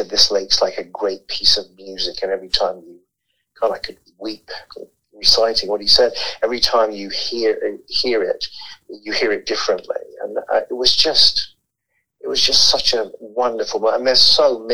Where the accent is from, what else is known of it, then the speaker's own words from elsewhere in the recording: London, United Kingdom; moved away as an adult; now in Canada; I grew up in London, England. I moved in 84 to marry my wife